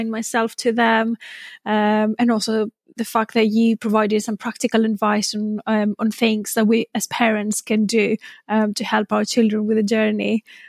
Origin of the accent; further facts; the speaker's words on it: Greece; moved away as an adult; now in Reading, United Kingdom; I live in Reading in the UK. I've been living here for 11 years. I'm originally from Greece. I came to the UK to do my master's initially for a year, but then, you know, 11 years later, I'm still here.